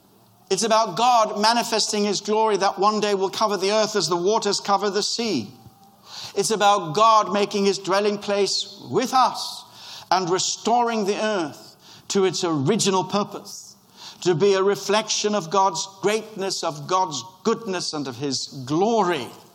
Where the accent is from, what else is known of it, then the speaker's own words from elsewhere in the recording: Kenya; born there; I was born in Kenya